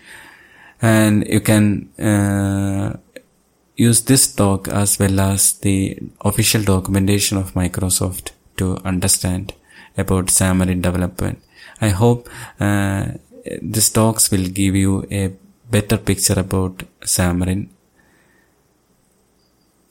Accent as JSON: {"language": "English", "town": "Thiruvananthapuram", "region": "Kerala", "country": "India", "said": "I am from Thiruvananthapuram, Kerala state."}